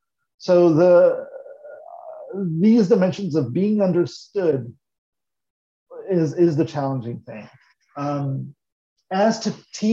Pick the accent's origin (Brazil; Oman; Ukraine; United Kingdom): Brazil; also born or lived in Maryland; now in Chicago, United States; Brazil is my home country. And in fact, it's this weird experience, coming to the United States and even having gone through multiple places in the United States, first Maryland, now Chicago, and now I'm going to go back to Maryland.